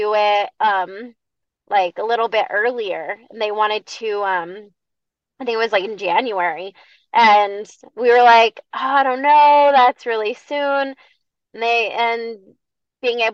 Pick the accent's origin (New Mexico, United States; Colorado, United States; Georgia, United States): New Mexico, United States; Bosque Farms; representing my hometown of Bosque Farms